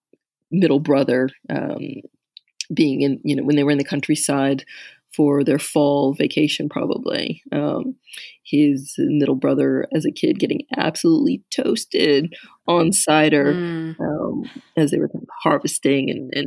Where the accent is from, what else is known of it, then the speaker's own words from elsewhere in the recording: United States; moved away as an adult; now in France; that whole sweet cider that we grew up with in the States